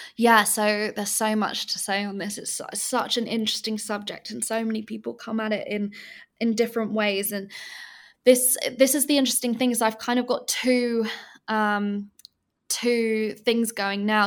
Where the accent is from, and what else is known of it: England, United Kingdom; moved away as an adult; now in Bali, Indonesia